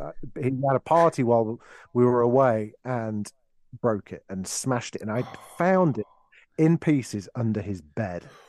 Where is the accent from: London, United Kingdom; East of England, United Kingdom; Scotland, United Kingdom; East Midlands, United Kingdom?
East Midlands, United Kingdom; Derby; born or raised there